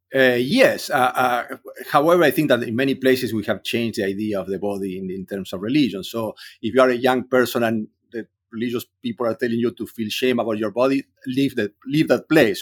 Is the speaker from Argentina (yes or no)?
yes; Córdoba, Argentina; English is a second language; moved away; I grew up in Cordoba. I was in the middle of Argentina.